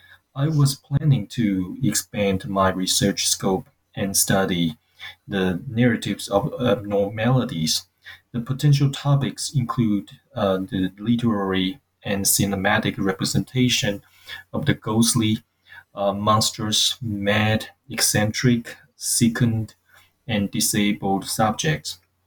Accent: Taiwan; also born or lived in United States / Urbana-Champaign, Illinois / Memphis, Tennessee; now in New Zealand; I'm originally from Taiwan.

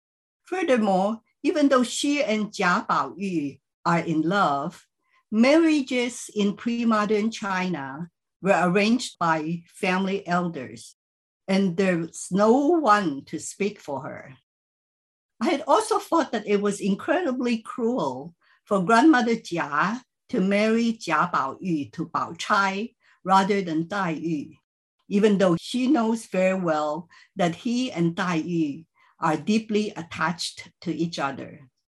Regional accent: Philippines; I grew up in the Chinese community in the Philippines and first read the novel in Chinese when I checked it out from our high school library.

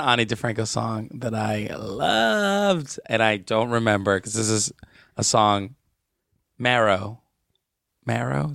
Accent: Palmira, Valle del Cauca, Colombia; moved away; my hometown is Palmira

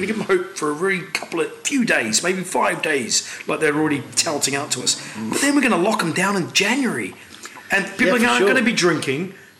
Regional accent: New Zealand; also born or lived in Henderson, New Zealand; now in United Kingdom; And I'm a Kiwi

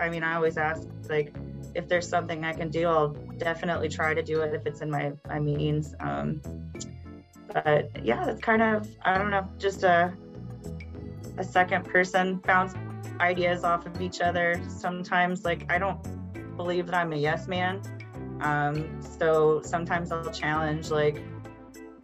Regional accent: Hannibal, Missouri, United States; this kid from the Midwest, a small town. I'm from Hannibal, which is right across the river

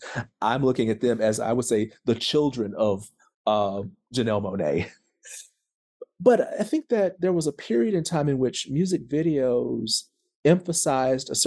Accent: the South, United States; I, I am a Southerner.

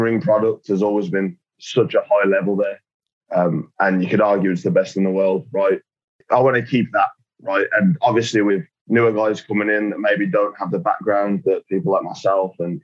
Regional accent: United Kingdom; I am British

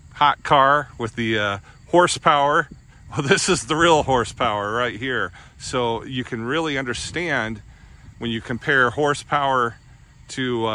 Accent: United States; When I was a kid, and I grew up in the Quad Cities area

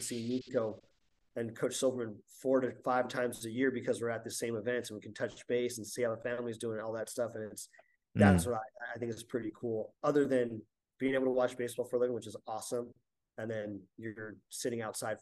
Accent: Southern California, United States; I was from Southern California

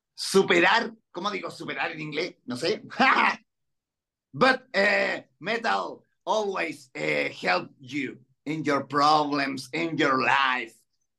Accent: Chile; English is a second language; I've been in England, Spain, Colombia, and right now in Mexico. And Chile. because I'm from Chile.

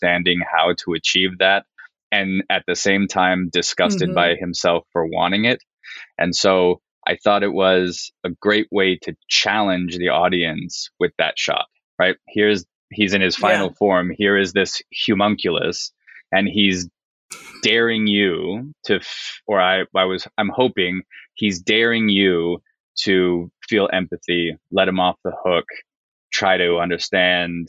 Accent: Canada; now in United States; so I'm Canadian, right? I've lived in the States for a very long time, but I was still raised in Canada

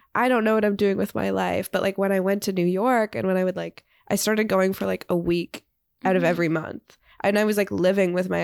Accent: Toronto, Ontario, Canada; also born or lived in Vancouver; I grew up in Toronto and then I lived in Vancouver for 4 years, which is like on the West Coast. And then I moved back to Toronto

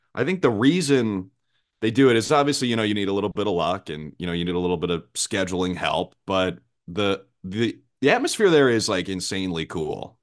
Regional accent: Minnesota, United States; moved away; grew up in Minnesota where you know, the Timberwolves were my favorite team growing up

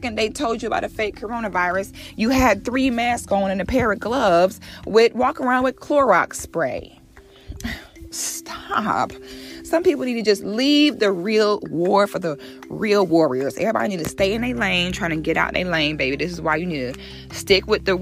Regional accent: Ocala National Forest, Florida, United States; I grew up barefoot in the Ocala National Forest on the St. John's River in Florida.

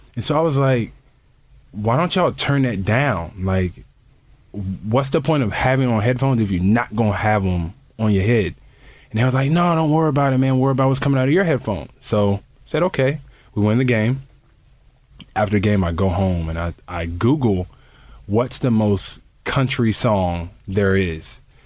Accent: Texas, United States; moved away as an adult; also born or lived in Wisconsin; I am from Texas, um, in the country, but I didn't like it whenever I was, uh, in Texas in high school

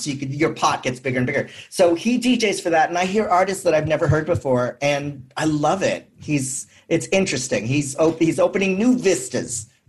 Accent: San Francisco, California, United States; I'm from San Francisco.

